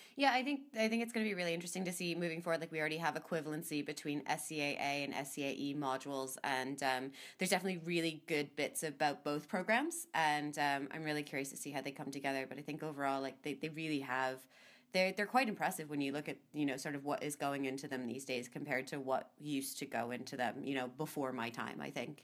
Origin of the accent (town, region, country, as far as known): United States